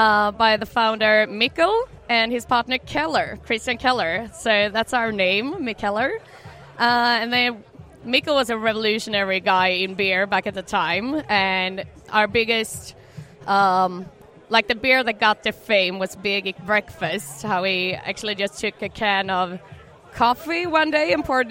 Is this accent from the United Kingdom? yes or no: no; Karlstad, Värmland, Sweden; moved away as an adult; now in Stockholm, Sweden; I'm from Karlstad, just like you. Moved to Stockholm about 5 years ago